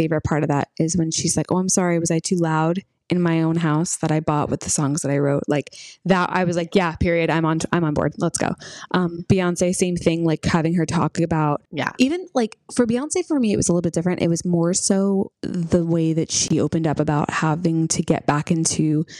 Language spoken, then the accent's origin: English; New York, United States; we're from New York.